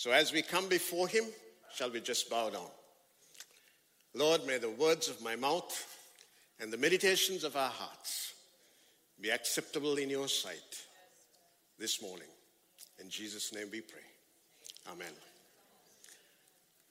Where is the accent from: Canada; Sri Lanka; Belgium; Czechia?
Sri Lanka; I come from Sri Lanka, and that's exactly 12 hours and 30 minutes away from here